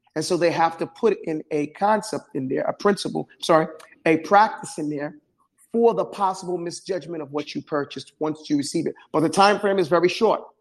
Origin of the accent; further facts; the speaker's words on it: New York City, New York, United States; I grew up in New York City